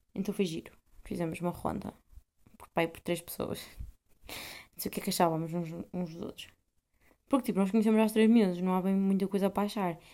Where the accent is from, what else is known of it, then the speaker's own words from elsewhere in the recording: Portugal; now in Netherlands; sou portuguesa